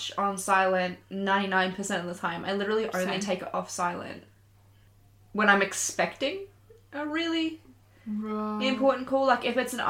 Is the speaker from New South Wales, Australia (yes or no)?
no; Victoria, Australia; I have a mix because I'm from Victoria and we say things differently there